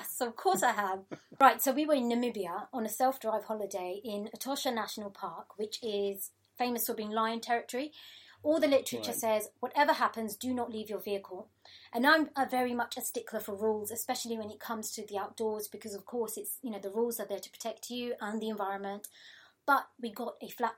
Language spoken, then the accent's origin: English; London, United Kingdom; I grew up in Tower Hamlets in East London in a family of 8 children